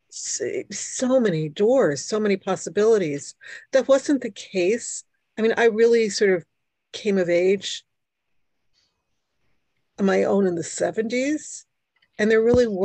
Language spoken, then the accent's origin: English; New York City, New York, United States; first language Hungarian; English is a second language; moved away; also born or lived in Brooklyn, New York / New Jersey; I was born in New York. I am, for people who know what this is, I am a bridge and tunnel person. I was born in Brooklyn. I lived in Queens. And um, I am the first person in my family born in the United States my parents and my sister were Hungarian